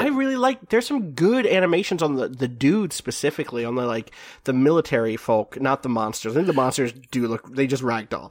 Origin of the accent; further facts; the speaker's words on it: New York, United States; I'm from New York